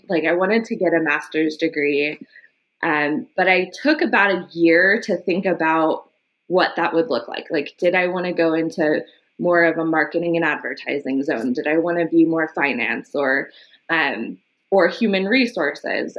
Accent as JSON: {"language": "English", "town": "Los Angeles", "region": "California", "country": "United States", "tie": "born or raised there", "said": "I was born in Los Angeles and grew up in the early part of my life in Echo Park"}